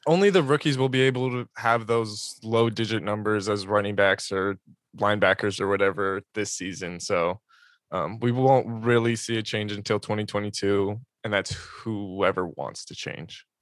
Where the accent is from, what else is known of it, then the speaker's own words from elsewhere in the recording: San Diego, California, United States; I grew up in San Diego watching him play at Helix High School